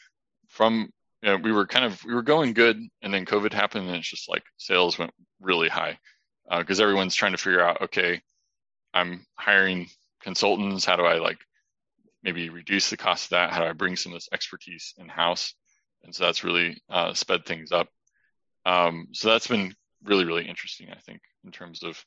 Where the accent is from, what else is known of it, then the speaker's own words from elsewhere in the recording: Indiana, United States; we grew up in Indiana